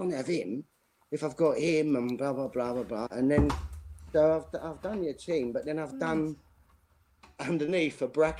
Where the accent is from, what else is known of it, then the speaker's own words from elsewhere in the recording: Custom House, London, United Kingdom; I grew up in Custom House. E16, and you know, my dad, granddad, great granddad, it just gets passed down, and it's still to this day.